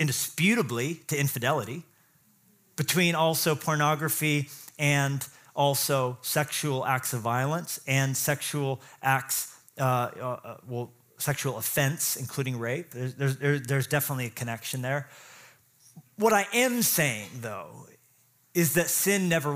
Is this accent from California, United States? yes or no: no; Colorado, United States; I grew up in Colorado too